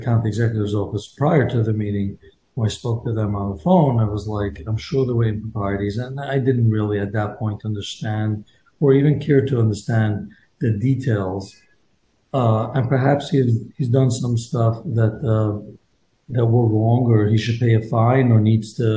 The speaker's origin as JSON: {"language": "English", "town": "New York City", "region": "New York", "country": "United States", "tie": "born or raised there", "said": "I was born and raised here in Borough Park, went to Hasidic Yeshiva, just like everyone else"}